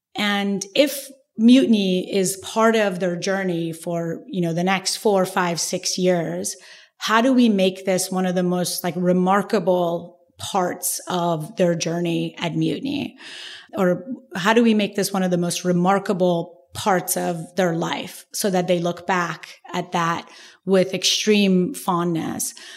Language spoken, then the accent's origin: English; Iran; moved away; we grew up in Iran, you know, I, Iran is a very classist culture